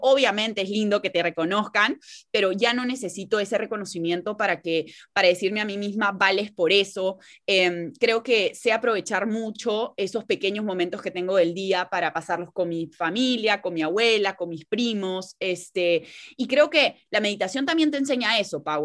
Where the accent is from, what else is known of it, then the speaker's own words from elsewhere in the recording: Peru; ambas somos de Perú